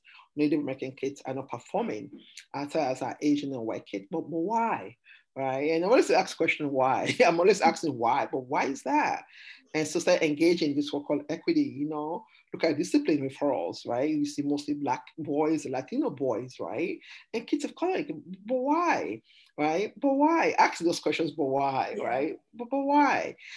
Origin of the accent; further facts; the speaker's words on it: Sierra Leone; also born or lived in Massachusetts, United States; now in Arizona, United States; I'm an immigrant from Sierra Leone.